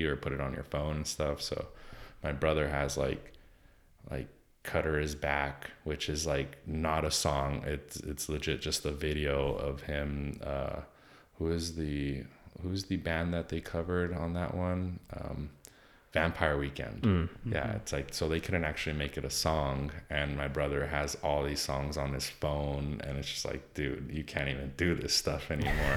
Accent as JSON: {"language": "English", "region": "Southern California", "country": "United States", "said": "I'm Mexican from Southern California"}